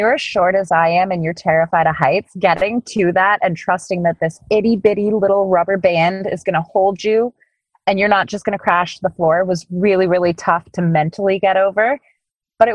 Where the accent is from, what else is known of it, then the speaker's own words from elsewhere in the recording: Canada; I'm Canadian.